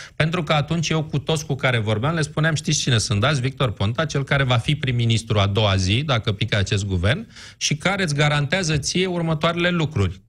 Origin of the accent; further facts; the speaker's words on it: Bucharest, Romania; ca bucureștean